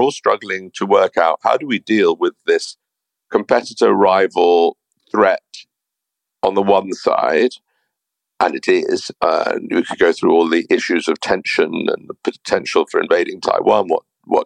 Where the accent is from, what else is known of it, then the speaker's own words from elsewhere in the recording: United Kingdom; as a Brit